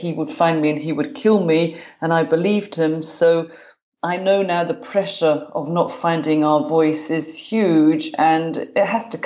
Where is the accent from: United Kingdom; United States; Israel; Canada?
United Kingdom; London; moved away as an adult; now in Glasgow, United Kingdom; I grew up in London, in North London. I'm a Londoner, but now I live in Glasgow, Scotland. I've been here about 25 years